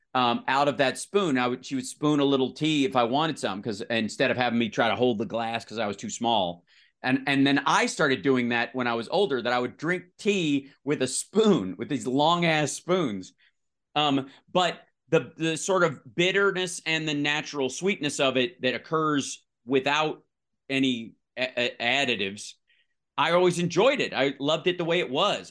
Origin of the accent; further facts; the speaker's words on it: Kentucky, United States; now in Los Angeles, United States; I grew up in the South, one road, 46 people